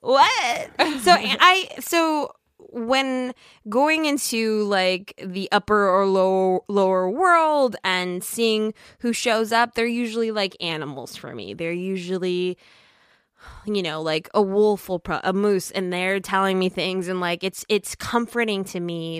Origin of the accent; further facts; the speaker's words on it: Minnesota, United States; I'm from Minnesota